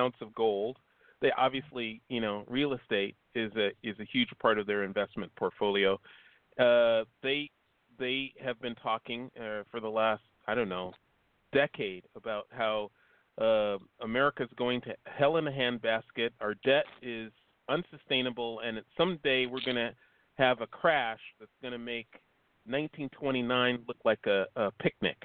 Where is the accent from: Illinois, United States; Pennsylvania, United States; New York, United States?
Illinois, United States; Chicago; moved away as an adult; also born or lived in South Bay, California; now in Hermosa Beach, United States; I'm from Chicago originally